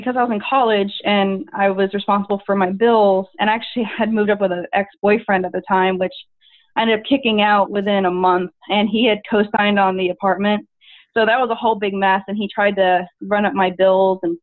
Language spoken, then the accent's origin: English; Tampa, Florida, United States; also born or lived in Orlando; I moved out and went to from Tampa area to Orlando. So it wasn't too far away, but just far enough away where I didn't live at home